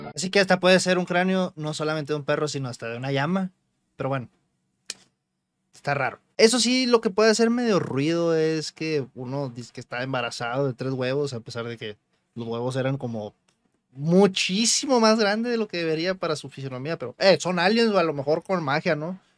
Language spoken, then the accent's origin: Spanish; Mexico; nosotros mexicanos